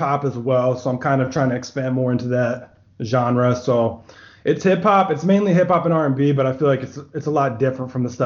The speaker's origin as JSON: {"language": "English", "region": "Rhode Island", "country": "United States", "moved": "as an adult", "lives_now": "San Antonio, United States", "said": "I'm initially from Rhode Island, but I came out here for work"}